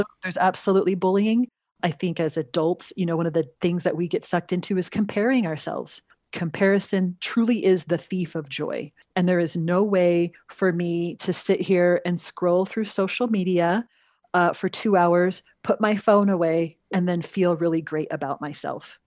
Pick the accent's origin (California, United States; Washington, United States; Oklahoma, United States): California, United States; Los Angeles; moved away as an adult; also born or lived in Utah / Pennsylvania; now in New Mexico, United States; So I grew up in the Los Angeles area.